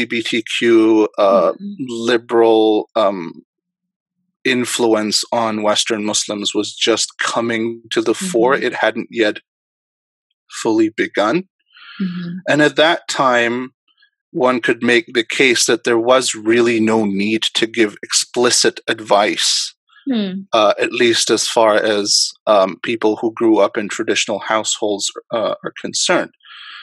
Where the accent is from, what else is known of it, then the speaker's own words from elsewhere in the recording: Dubai, United Arab Emirates; moved away; also born or lived in Karachi, Pakistan; I actually was born in Karachi in Pakistan, and I grew up actually in Dubai.